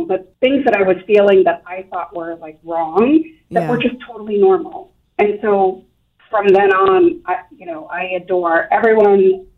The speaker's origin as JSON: {"language": "English", "town": "Everett", "region": "Massachusetts", "country": "United States", "tie": "born or raised there", "moved": "as an adult", "lives_now": "Taunton, United States", "said": "I live in Taunton, but I grew up just outside of Boston in Everett, part of a big Sicilian family"}